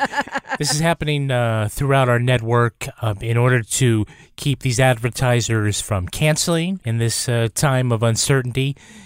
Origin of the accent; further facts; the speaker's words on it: Massachusetts, United States; because I'm from Western Massachusetts